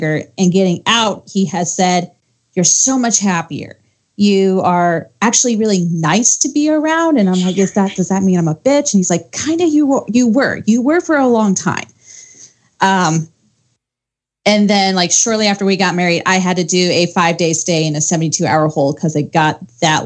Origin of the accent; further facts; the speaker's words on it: Ohio, United States; now in Arizona, United States; So I'm originally from Ohio. So if you get some mixed accents there, that's why.